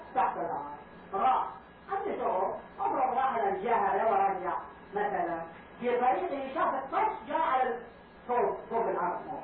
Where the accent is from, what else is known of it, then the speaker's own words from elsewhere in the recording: Karbala, Karbala Governorate, Iraq; moved away; كان عندنا في كربلاء